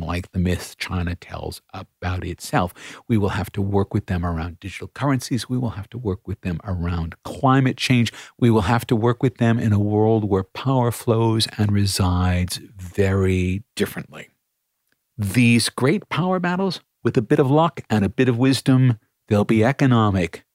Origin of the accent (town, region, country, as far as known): Australia